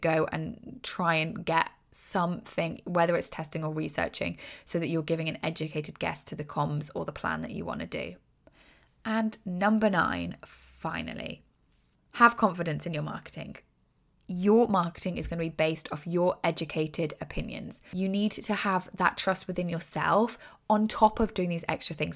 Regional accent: United Kingdom; accent: British; I'm British, obviously, from my accent.

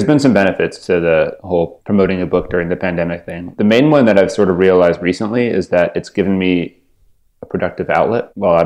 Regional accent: Culver City, California, United States; also born or lived in Hollywood, Los Angeles; When I was like two, we moved to Culver City. Yeah, I'm a Culver City native

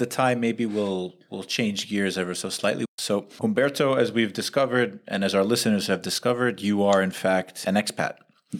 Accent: New York City, New York, United States; the part of New York City I grew up

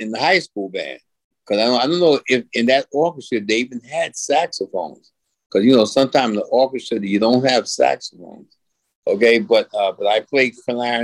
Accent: New York City, New York, United States; now in Queens, New York, United States; I'm originally... from Brooklyn, New York. I'm living in Queens now

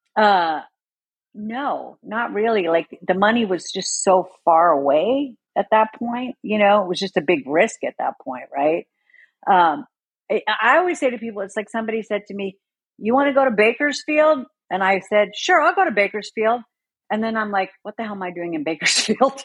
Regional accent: Sweden; moved away; I grew up in Sweden

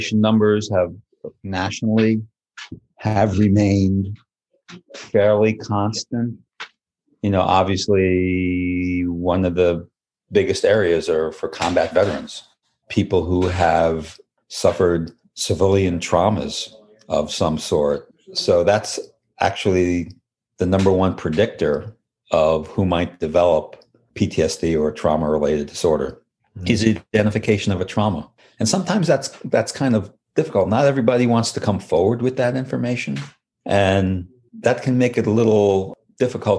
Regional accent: New York, United States; now in Rhode Island, United States; I'm originally from New York

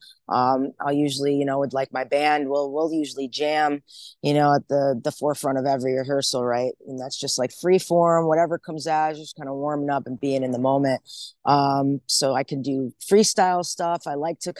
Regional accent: Rochester, New York, United States; now in Portland, United States; I'm originally from Rochester, New York. That's upstate

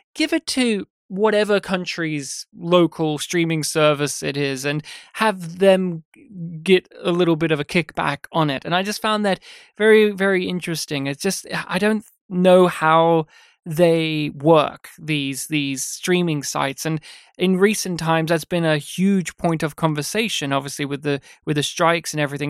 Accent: Australia; me having grown up as an Australian

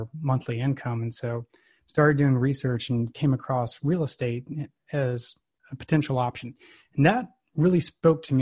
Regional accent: Texas, United States; now in Alabama, United States; I'm from Texas originally

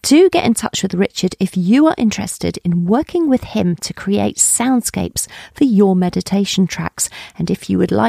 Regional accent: Colchester, East of England, United Kingdom; I was brought up in Colchester in Essex.

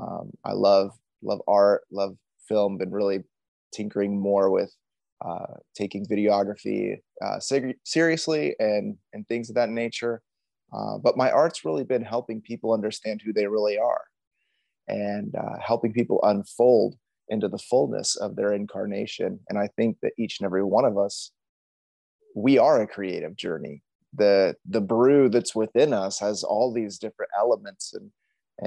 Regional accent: Indianapolis, Indiana, United States; moved away as an adult; also born or lived in Miami, Florida; now in San Diego, United States; I was born in Miami, Florida. I was born as a pastor's kid. My dad was starting a church in Florida. And then whenever I was young, we moved back to the Midwest, where my parents moved to Florida from in Indianapolis.

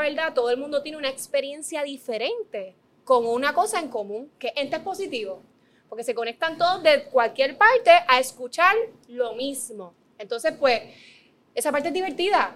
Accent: Dorado, Puerto Rico; yo soy de Dorado

